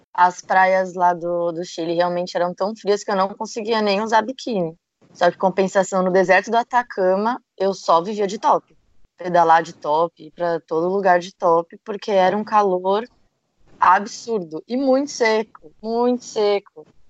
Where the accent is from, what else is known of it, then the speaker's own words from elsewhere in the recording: Brazil; era brasileira